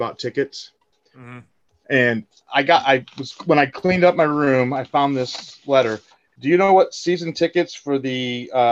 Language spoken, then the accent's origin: English; Indiana, United States; I'm from Indiana